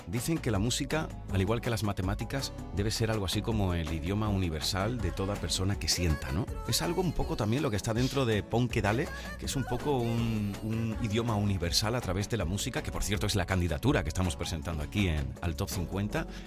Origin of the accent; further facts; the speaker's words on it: Huelva, Andalusia, Spain; yo estaba en mi tierra, en Huelva